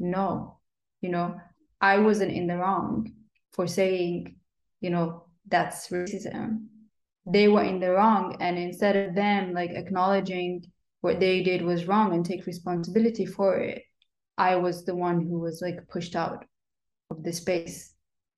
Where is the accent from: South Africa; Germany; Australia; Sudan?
Sudan; also born or lived in United Kingdom; I think that boy was from Nigeria and I was from Sudan, so we were both like African from Africa, you know. And that had grown up in Britain.